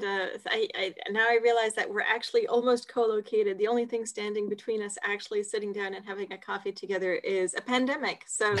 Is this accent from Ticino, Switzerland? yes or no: no; Geneva, Switzerland; I guess I'm Swiss, but my parents are American. But so I was born in Geneva, but of American parents, and that sort of partly explains moving around.